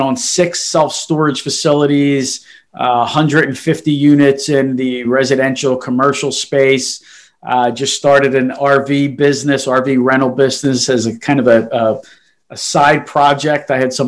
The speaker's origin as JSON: {"language": "English", "town": "Philadelphia", "region": "Pennsylvania", "country": "United States", "tie": "born or raised there", "also_born_or_lived": "Italy", "said": "born and raised in Philadelphia, South Philly"}